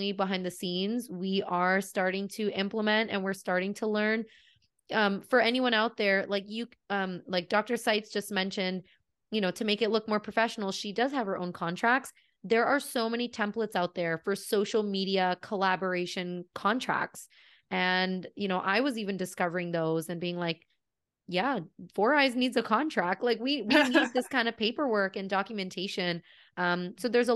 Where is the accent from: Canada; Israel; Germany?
Canada; also born or lived in California; We are Canadian